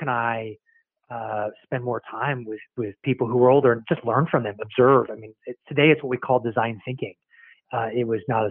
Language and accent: English; San Francisco Bay Area, California, United States; also born or lived in Virginia; I was there through early elementary school, and then my dad got a job transfer to the Bay Area, San Francisco Bay Area. So I moved out, really grew up in the Bay Area and through high school